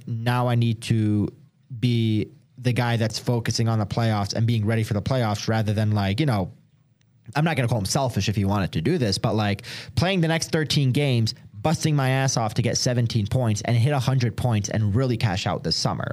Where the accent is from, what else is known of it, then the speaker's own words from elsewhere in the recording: Detroit, Michigan, United States; now in Denver, United States; a lot of people move here from out of state, which I'm one of them. Like, I'm from Detroit.